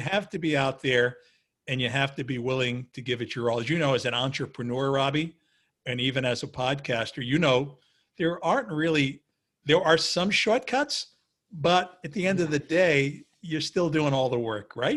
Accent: New York City, New York, United States; I was a kid from Queens who literally didn't have a penny in his pocket.

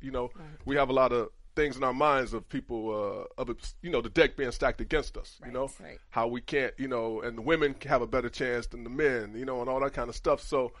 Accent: Cleveland, Ohio, United States; moved away; also born or lived in Michigan; Cleveland is pretty segregated on the west side. I didn't even know the west side existed when I was growing up.

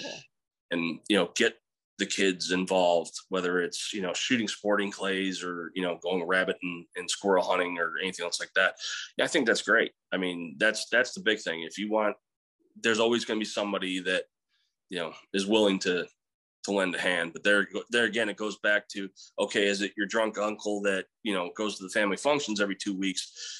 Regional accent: Central New York, United States; also born or lived in Missouri; now in Texas, United States; Growing up in Central New York

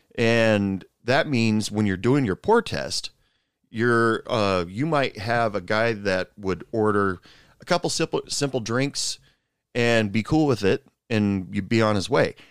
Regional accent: Portland, United States; moved away as an adult; now in Odessa, United States; I'm originally from the Portland area

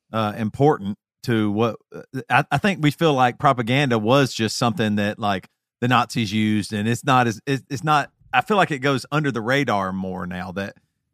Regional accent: South Carolina, United States; I'm from South Carolina

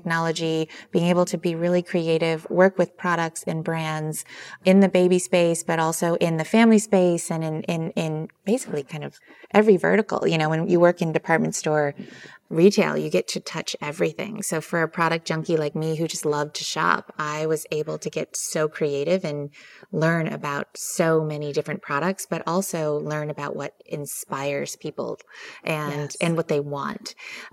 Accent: Michigan, United States; I grew up in Michigan, so extremely humble beginnings.

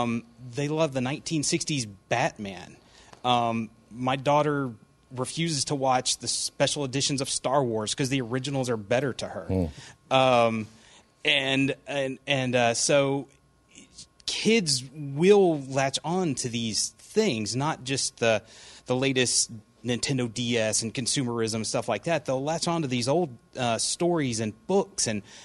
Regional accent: Mississippi, United States; Sorry, my bad. I'm from Mississippi.

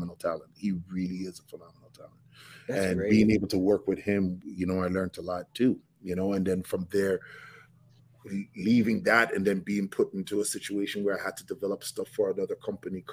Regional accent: Toronto, Ontario, Canada

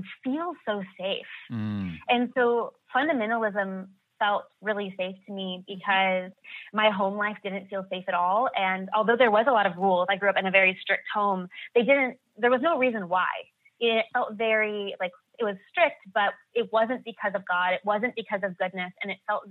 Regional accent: United States; growing up in America

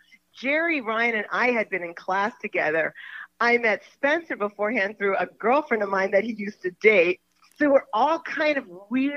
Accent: Germany; also born or lived in New York; now in United States; I grew up in Germany

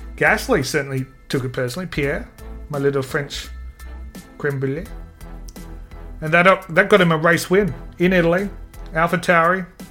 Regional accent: Adelaide, South Australia, Australia; I'm from Adelaide

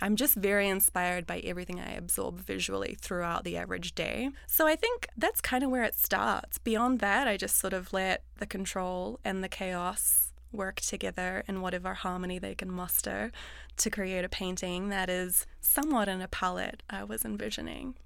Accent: New Zealand; growing up in New Zealand, the ocean is all around us

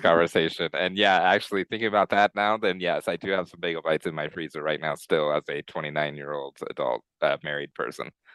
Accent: Colorado Springs, Colorado, United States; growing up in Colorado Springs

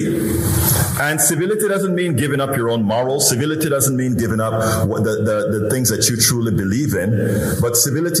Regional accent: Panama; born or raised there; now in Houston, United States

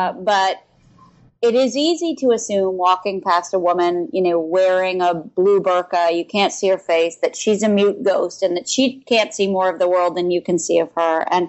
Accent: Philadelphia, Pennsylvania, United States; also born or lived in Chicago / New Hampshire; I moved from Philadelphia to Chicago, and then I went to high school in New Hampshire.

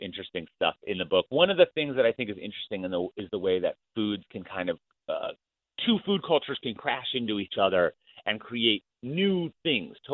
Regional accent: Minnesota, United States; I grew up in Minnesota.

